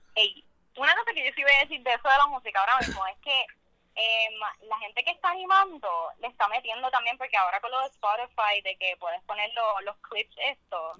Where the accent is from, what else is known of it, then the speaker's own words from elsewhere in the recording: Guaynabo, Puerto Rico; also born or lived in Mexico; de Guaynabo. Yo técnicamente no nací en Puerto Rico, me criaron allá toda mi vida